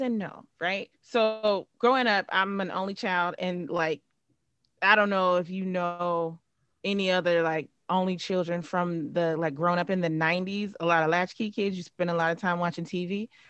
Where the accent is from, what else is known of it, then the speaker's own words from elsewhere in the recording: Cincinnati, Ohio, United States; moved away; also born or lived in New Orleans / Atlanta; I'm from Cincinnati, Ohio, um, born and raised